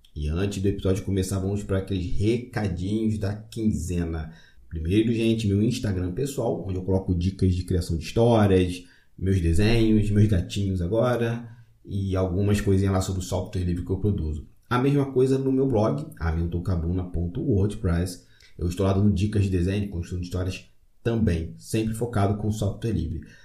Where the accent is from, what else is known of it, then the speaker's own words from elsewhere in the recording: Magé, Rio de Janeiro, Brazil; Magé é minha cidade natal